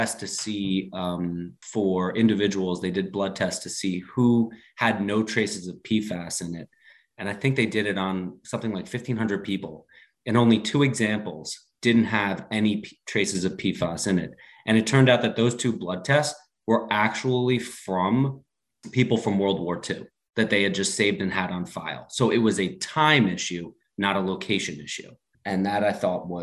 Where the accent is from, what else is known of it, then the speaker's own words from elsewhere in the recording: Ridgewood, New Jersey, United States; I grew up on Ridgewood Water, and I've got two healthy kids.